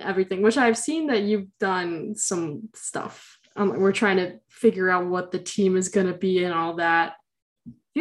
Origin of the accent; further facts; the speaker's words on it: Bolingbrook, Illinois, United States; also born or lived in Naperville, Illinois; I'm from Bolingbrook, so I moved 10 minutes away from my house to go to freaking Neuqua Valley High School